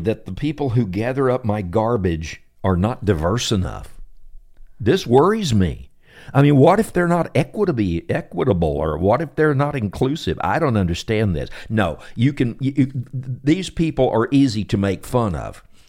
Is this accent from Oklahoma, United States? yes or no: no; Temple, Texas, United States; born there; I was born in Temple, Texas, so I'm indigenous enough.